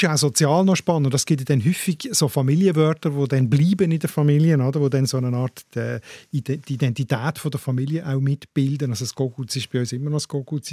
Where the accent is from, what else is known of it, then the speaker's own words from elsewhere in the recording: Switzerland; bei uns in der Schweiz